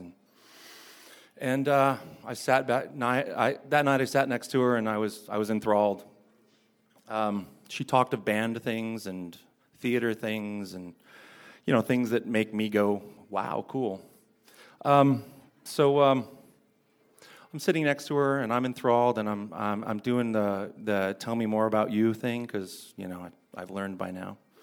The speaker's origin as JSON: {"language": "English", "town": "Fullerton", "region": "California", "country": "United States", "tie": "born or raised there", "said": "she actually lives in my hometown. She lives in Fullerton"}